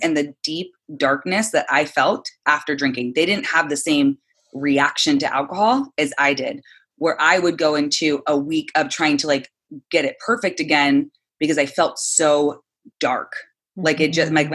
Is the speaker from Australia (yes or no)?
no; San Clemente, California, United States; now in Santa Monica, United States; I'm from San Clemente, California